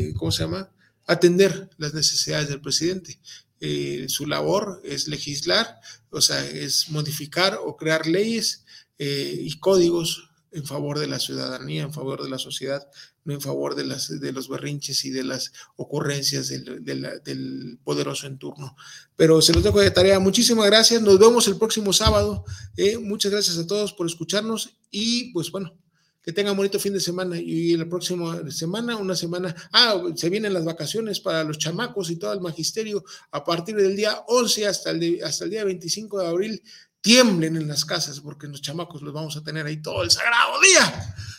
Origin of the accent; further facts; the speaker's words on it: Veracruz, Mexico; los que saben que somos jarochos, eh, pues traemos ese, ese léxico a flor de piel